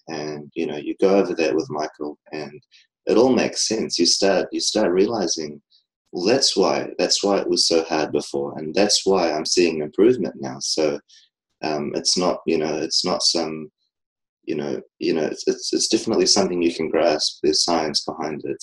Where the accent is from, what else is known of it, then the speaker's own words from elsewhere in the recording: New Zealand; I'm from New Zealand